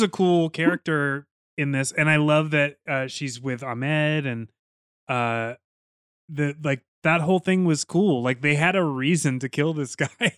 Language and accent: English; United States; I'm an American